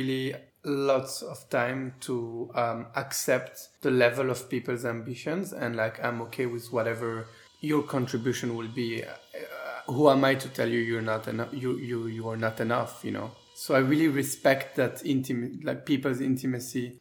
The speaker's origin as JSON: {"language": "English", "town": "Brussels", "region": "Brussels-Capital Region", "country": "Belgium", "also_born_or_lived": "Tel Aviv / Geneva / Berlin", "accent": "French", "second_language": "English", "moved": "as an adult", "lives_now": "Barcelona, Spain", "said": "I'm from Brussels and I live in Barcelona."}